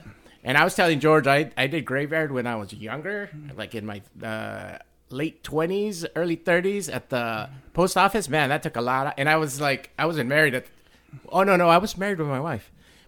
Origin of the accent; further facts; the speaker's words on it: Mexico; born there; moved away; No, actually, I was born in Mexico and we moved with.